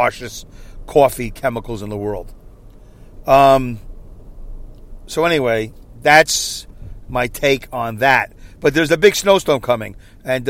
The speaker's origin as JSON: {"language": "English", "town": "New York City", "region": "New York", "country": "United States", "tie": "born or raised there", "said": "Growing up in Brooklyn, New York"}